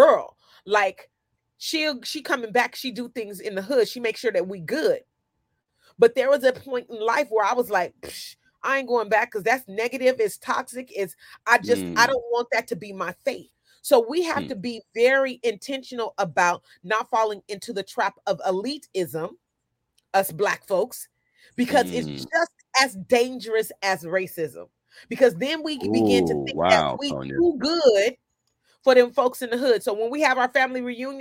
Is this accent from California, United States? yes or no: yes; Sacramento, California, United States; also born or lived in Oakland, California; I grew up in South Sacramento